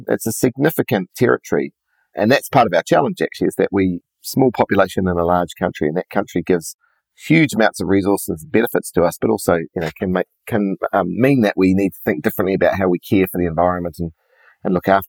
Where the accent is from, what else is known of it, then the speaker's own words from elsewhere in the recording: Whanganui, Manawatū-Whanganui, New Zealand; I was brought up in a place called Whanganui, which is small town on the West Coast